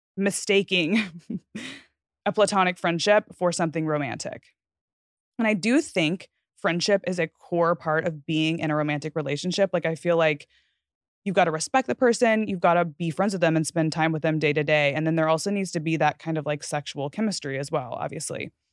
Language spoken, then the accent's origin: English; Fort Worth, Texas, United States; moved away as an adult; I grew up in the gated community directly across the street from this school